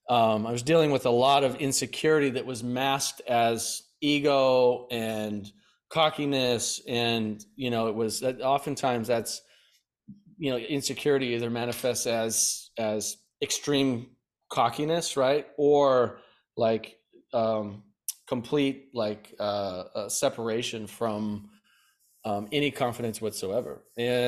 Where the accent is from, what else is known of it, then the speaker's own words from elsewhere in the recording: Bozeman, Montana, United States; moved away as an adult; now in San Diego, United States; And at 18, I moved from Bozeman, Montana, and drove to San Diego, California, Oceanside, ran out of gas there, and basically started my life over.